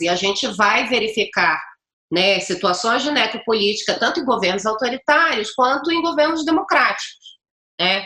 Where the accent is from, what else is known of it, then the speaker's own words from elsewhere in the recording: Pará, Brazil; eu sou paraense